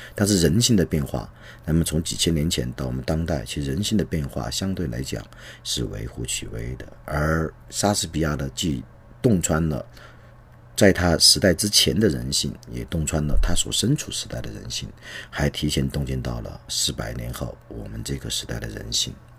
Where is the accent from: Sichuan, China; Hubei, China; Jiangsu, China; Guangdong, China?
Sichuan, China; Leshan; 我的老家武功桥